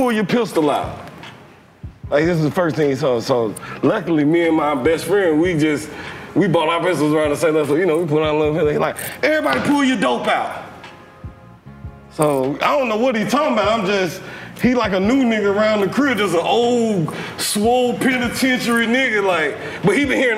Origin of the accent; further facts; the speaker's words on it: Atlanta, Georgia, United States; also born or lived in Stone Mountain; I was from Atlanta, but my best friend was from Chicago. So all his peoples was like kind of who raised me